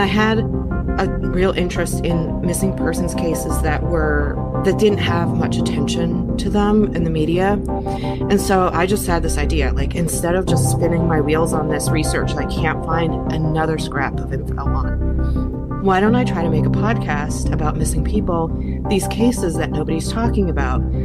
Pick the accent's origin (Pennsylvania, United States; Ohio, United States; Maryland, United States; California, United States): Pennsylvania, United States; Philadelphia; moved away as an adult; now in North Carolina, United States; I grew up in Pennsylvania in the Philadelphia area